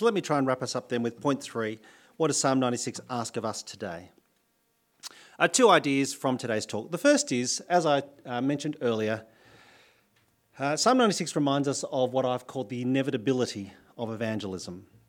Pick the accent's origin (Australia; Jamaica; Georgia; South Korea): Australia; New South Wales; moved away as an adult; now in Adelaide, Australia; I'm from New South Wales